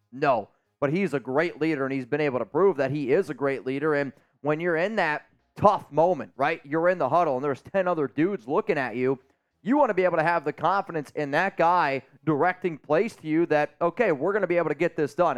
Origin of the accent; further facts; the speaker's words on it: Northeast, United States; I'm from the Northeast